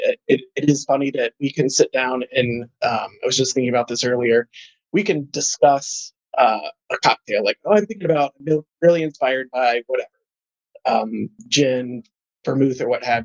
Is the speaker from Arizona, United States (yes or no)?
no; Columbus, Indiana, United States; moved away as an adult; also born or lived in Chicago, Illinois; now in St. Charles, United States; I grew up in Southern Indiana, in Columbus, Indiana.